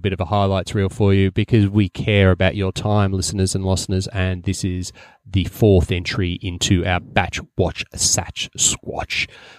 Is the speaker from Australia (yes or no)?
yes; Australia; clearly we're Australian